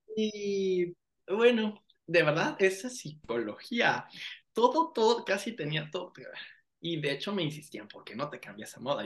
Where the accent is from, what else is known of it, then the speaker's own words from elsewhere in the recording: Escuinapa, Sinaloa, Mexico; moved away as an adult; also born or lived in Culiacán / Mexico City / Rome; now in Milan, Italy; yo tengo 42 años, nací en Escuinapa